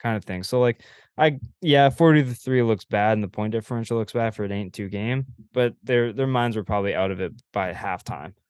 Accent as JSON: {"language": "English", "country": "Canada", "said": "as a Canadian"}